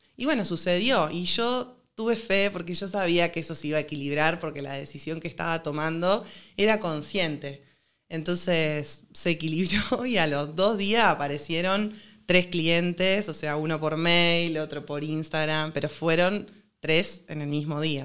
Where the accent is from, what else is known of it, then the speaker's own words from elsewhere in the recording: Rosario, Santa Fe, Argentina; yo soy de Rosario